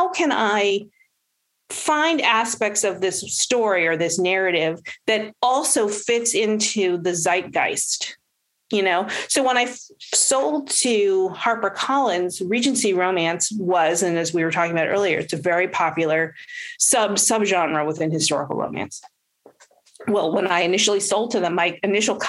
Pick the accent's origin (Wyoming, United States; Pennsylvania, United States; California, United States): California, United States; Los Angeles; We're both from Los Angeles